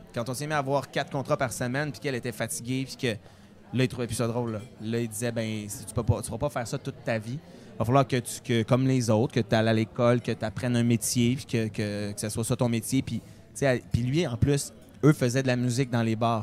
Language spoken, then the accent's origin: French; Beauce, Quebec, Canada; Je viens de la Beauce